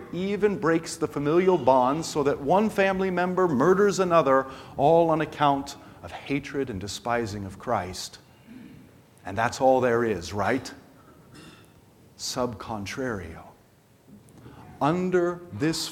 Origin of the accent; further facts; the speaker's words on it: United States; as an American church